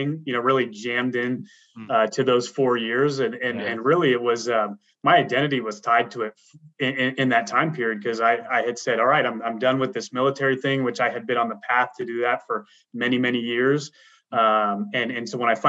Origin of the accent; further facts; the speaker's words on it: Seattle, Washington, United States; moved away as an adult; now in Tennessee, United States; I'm originally from Seattle, Washington, a native there, you know, grew up, went to school